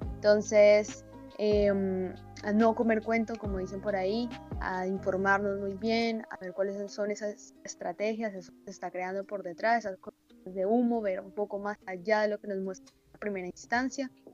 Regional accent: Colombia; somos colombianos y nos duele nuestro país

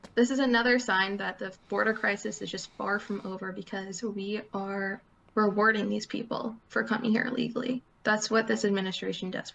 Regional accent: United States; as an American in the United States

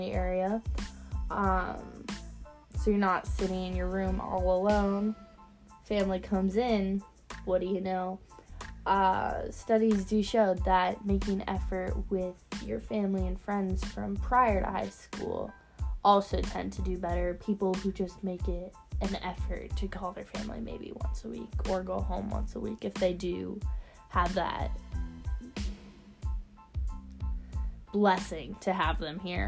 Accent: Tempe, Arizona, United States; growing up in Tempe

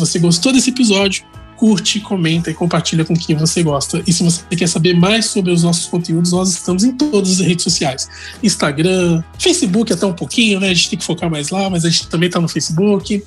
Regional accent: Baixada Santista, São Paulo, Brazil; eu também sou da Baixada Santista, eu moro em Santos atualmente.

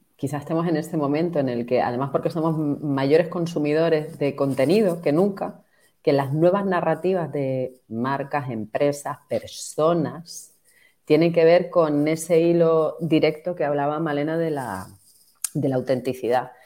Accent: Tenerife, Canary Islands, Spain; yo soy de Tenerife y yo vivo en primera persona el impacto

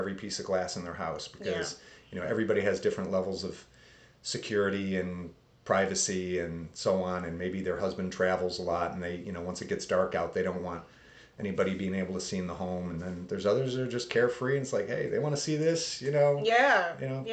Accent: Pittsford, New York, United States; I grew up in a suburb of Rochester called Pittsford

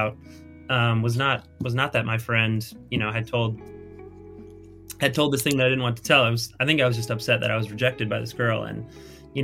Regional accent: Chicago, Illinois, United States; moved away; also born or lived in Indianapolis; I was from Chicago area

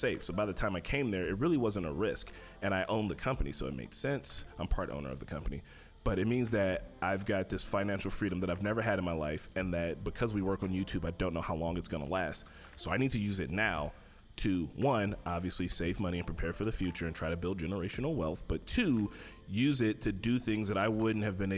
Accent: Gary, Indiana, United States; I'm from Gary

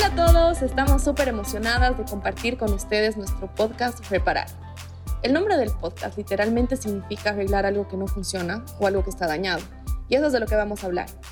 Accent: the Collao, western Bolivia, Bolivia; como ambas somos del occidente de Bolivia, del Collao

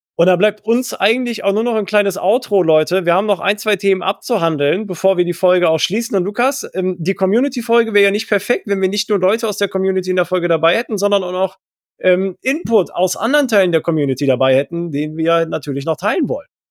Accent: Rhineland, Germany; wir als Rheinländer

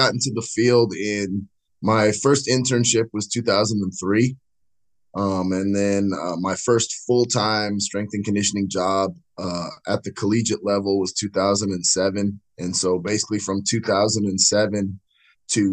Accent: California, United States; moved away as an adult; now in Dallas, United States; I'm from California

